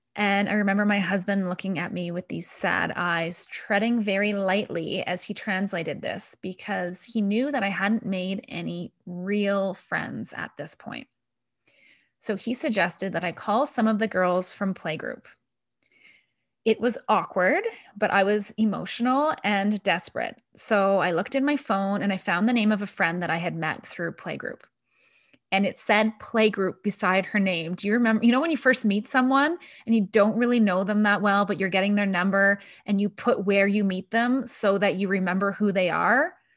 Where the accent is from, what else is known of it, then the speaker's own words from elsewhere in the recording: Canada; moved away as an adult; also born or lived in Paris; I'm a Canadian that has lived in many different countries